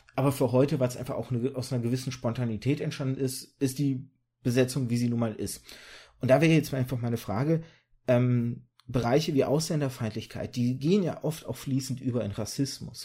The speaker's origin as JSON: {"language": "German", "country": "Germany", "tie": "born or raised there", "also_born_or_lived": "birth town in Kazakhstan or Russia", "said": "ich war ein Jahr alt, als wir rübergezogen sind"}